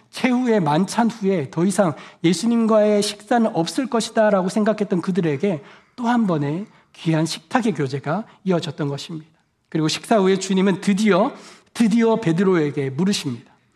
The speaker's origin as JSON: {"language": "Korean", "country": "South Korea", "moved": "as an adult", "lives_now": "United States", "said": "한국에서 온 저는"}